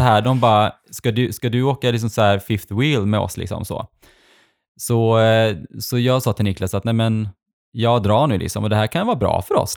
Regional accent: Sweden; also born or lived in Stavanger, Norway; när jag flyttade till Sverige när jag var liten

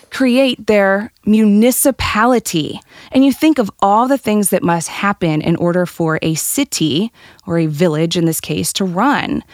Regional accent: St. Charles, Missouri, United States; now in St. Louis, United States; I grew up in Saint Charles, where my mom owns a cafe on the historic district of Main Street.

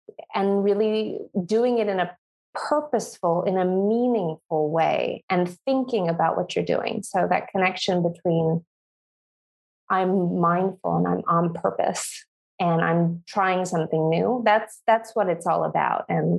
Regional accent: Granada, Andalusia, Spain; born there; I was born in Granada, in the south of Spain, because my mom's neighbor, who they've been neighbors in different parts of the world together, actually

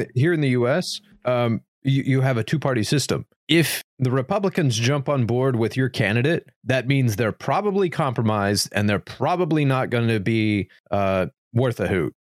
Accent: United States; as an American

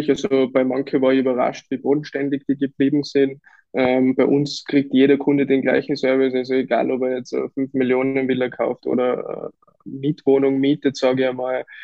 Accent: Lower Austria, Austria; also born or lived in Vienna; now in Kitzbühel, Austria; Also wir sind selber auch hierher gezogen, wir kommen ursprünglich aus Niederösterreich, Wien und mhm. wir haben da sofort Anschluss gefunden.

